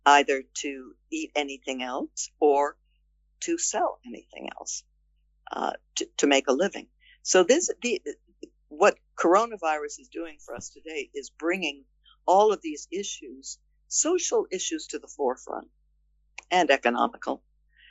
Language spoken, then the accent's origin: English; outside of Boston, Massachusetts, United States; as a young girl in growing up outside of Boston, Massachusetts